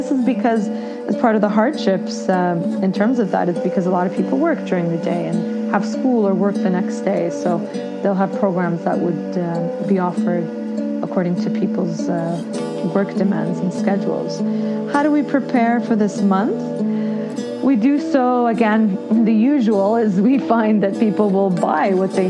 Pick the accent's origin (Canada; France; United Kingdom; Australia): Canada; Ottawa, Ontario; I am from Ottawa, Canada.